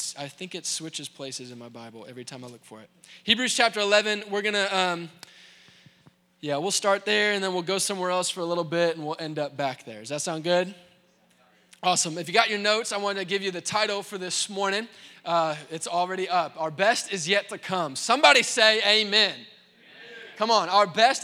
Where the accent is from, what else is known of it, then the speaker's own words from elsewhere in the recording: Indianapolis, Indiana, United States; also born or lived in Waco, Texas; I grew up here in Indianapolis